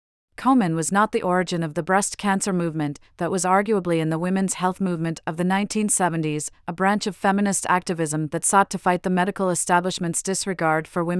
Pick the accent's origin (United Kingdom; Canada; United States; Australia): Australia; moved away as an adult; It's forced me to accept that I will, almost definitely, not see my home country, Australia, ever again. I've spent most of the past decade traveling abroad and far away from the antipodes